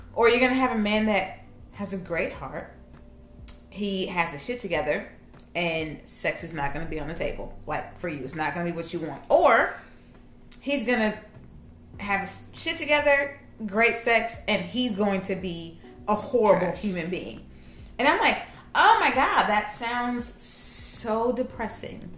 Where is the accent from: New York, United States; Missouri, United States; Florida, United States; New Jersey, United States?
Missouri, United States; Kansas City; I'm from Kansas City